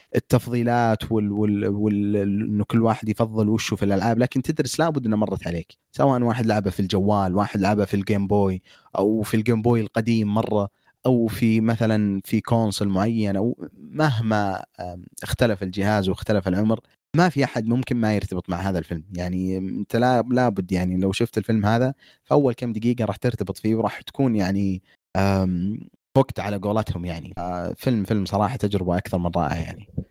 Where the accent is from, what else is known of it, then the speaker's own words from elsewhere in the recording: Saudi Arabia; عندنا بالسعوديه